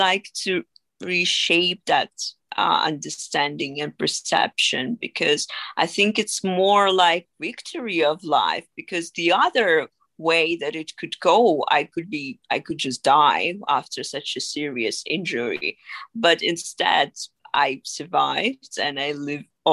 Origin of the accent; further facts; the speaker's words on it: Dnipro, Dnipropetrovsk Oblast, Ukraine; moved away as an adult; now in London, United Kingdom; I was born and raised in Ukraine, and I lived there till the age of 24